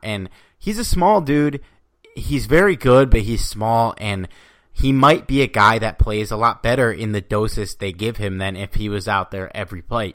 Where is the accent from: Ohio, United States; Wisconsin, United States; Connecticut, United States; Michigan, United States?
Connecticut, United States; also born or lived in Astoria, Queens, New York; now in New York, United States; I was born and raised in Connecticut, so a little bit out. Now I live in Astoria, Queens